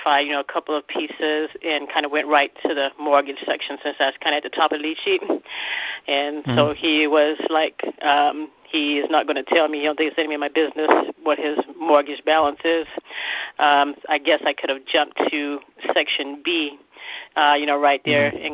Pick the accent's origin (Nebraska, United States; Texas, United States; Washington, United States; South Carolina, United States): South Carolina, United States; Charleston; From Charleston, South Carolina.